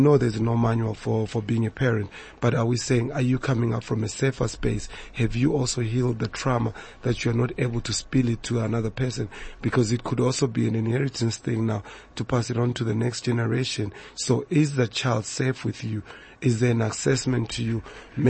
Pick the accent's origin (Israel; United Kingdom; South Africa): South Africa; And we also must check where we've been moving as a South African community